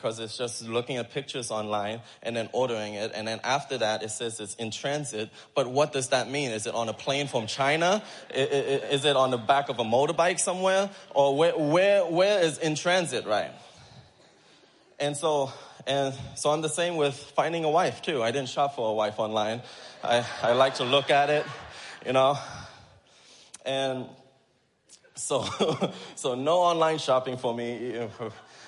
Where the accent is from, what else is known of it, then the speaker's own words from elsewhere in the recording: Thailand; moved away; I grew up in Thailand in the children's home